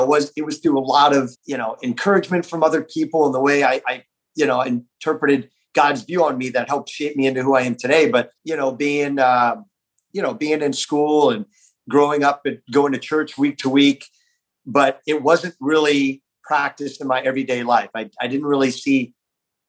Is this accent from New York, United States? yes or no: no; South Florida, United States; I grew up in South Florida